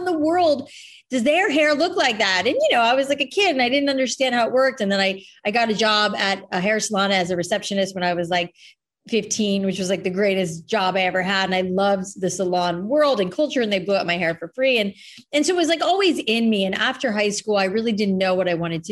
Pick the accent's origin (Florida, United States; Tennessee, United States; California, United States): Florida, United States; Boca Raton; also born or lived in New York / San Francisco; now in Los Angeles, United States; I grew up in South Florida, so like land of frizzy hair